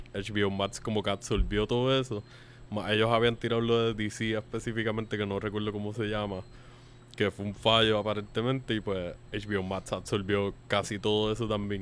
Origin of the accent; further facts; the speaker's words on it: Puerto Rico; nosotros no somos de Estados Unidos, aunque somos un territorio una colonia estadounidense